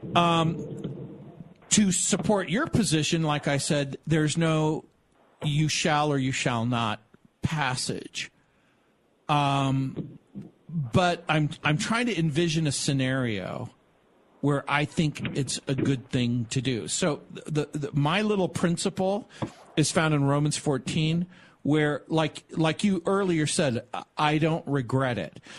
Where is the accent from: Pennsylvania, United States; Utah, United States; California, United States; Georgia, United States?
California, United States; Southern; also born or lived in New Orleans, Louisiana, United States / San Francisco, California, United States; I was born in New Orleans, raised in Southern California, went to the University of San Francisco